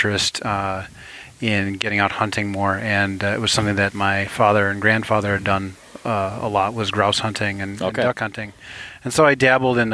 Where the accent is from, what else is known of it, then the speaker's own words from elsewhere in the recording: St. Paul, Minnesota, United States; I'm here from St. Paul, Minnesota